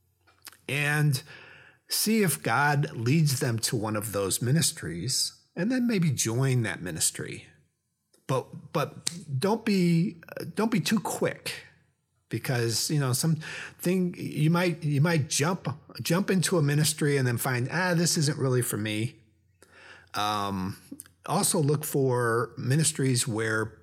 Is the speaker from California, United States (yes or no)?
no; Atlanta, Georgia, United States; I'm from Atlanta, Georgia